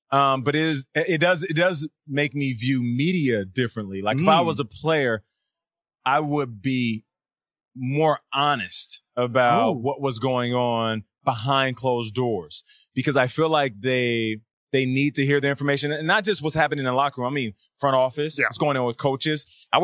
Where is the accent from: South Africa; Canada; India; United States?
Canada; I was born in Canada. I'm Canadian.